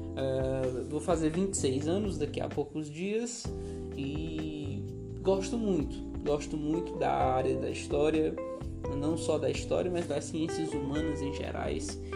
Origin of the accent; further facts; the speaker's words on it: Brasília, Federal District, Brazil; moved away as an adult; also born or lived in Pará; now in Picos, Brazil; Cresci na capital do Brasil, Brasília, eu morei lá durante 15 anos